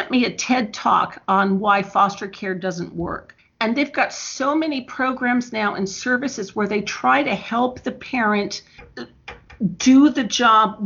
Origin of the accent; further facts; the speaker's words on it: Bloomington, Indiana, United States; also born or lived in Chicago, Illinois; I was born in Chicago, but I grew up in Bloomington